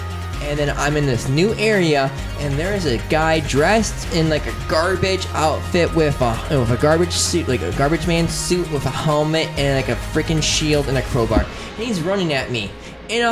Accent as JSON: {"language": "English", "country": "United States", "said": "I'm an American."}